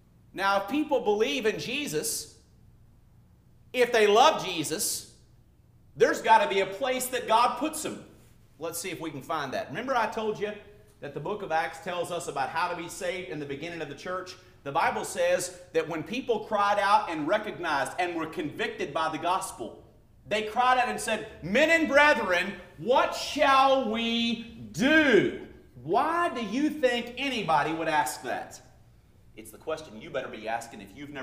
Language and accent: English; Louisiana, United States; now in California, United States; my home state of Louisiana